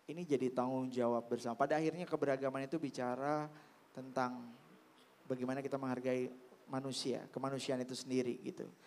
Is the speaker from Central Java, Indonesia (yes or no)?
no; Jakarta, Indonesia; saya lahir besar di Jakarta dan uh, kakek saya oma saya nenek saya ya sudah mengajarkan keberagaman itu